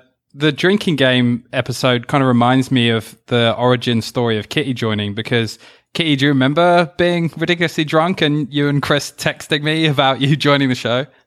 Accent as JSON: {"language": "English", "country": "United Kingdom", "accent": "British", "said": "my accent and were, like, making all the classic, like, Pip Pip Cheerio jokes"}